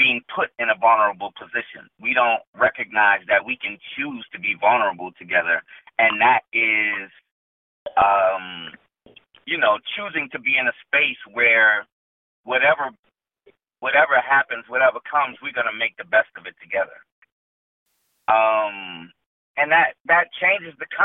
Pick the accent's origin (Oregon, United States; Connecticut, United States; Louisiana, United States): Louisiana, United States; New Orleans; I grew up in New Orleans